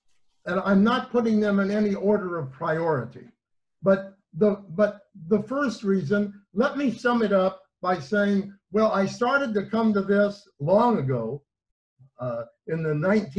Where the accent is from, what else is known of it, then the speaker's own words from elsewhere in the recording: Iowa, United States; I come from the middle of Iowa. I came from a religious Zionist family. And when I started the university in my home state, the University of Iowa